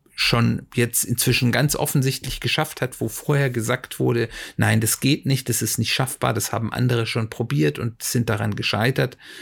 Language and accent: German; Germany; wir Deutsche